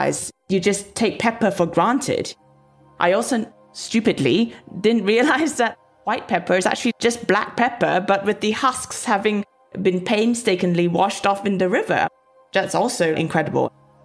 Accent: Petaling Jaya, Selangor, Malaysia; now in London, United Kingdom; I grew up in Petaling Jaya, a suburb of Kuala Lumpur, a massive cosmopolitan metropolis

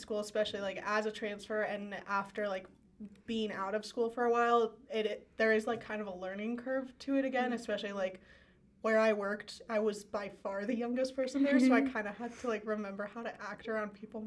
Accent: Denver, Colorado, United States; I'm from Denver

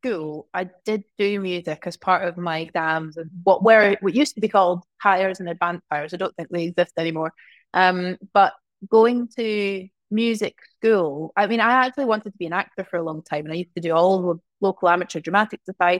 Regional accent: Glasgow, Scotland, United Kingdom; also born or lived in small towns; I mean, I'm from Glasgow originally, but I've grown up in lots of small towns.

